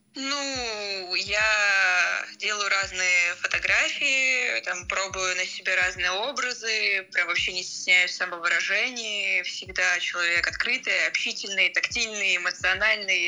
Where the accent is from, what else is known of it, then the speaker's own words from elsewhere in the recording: Murom, Vladimir Oblast, Russia; moved away as an adult; now in Moscow, Russia; я уже как год живу в Москве, я родился в Муроме, это Владимирская область